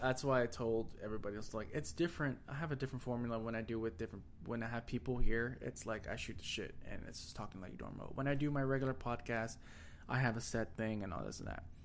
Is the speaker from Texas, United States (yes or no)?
yes; Texas, United States; accent: country accent